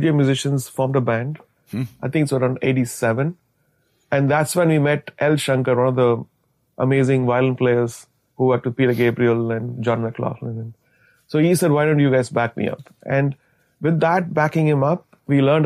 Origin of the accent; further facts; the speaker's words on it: India; as an Indian composer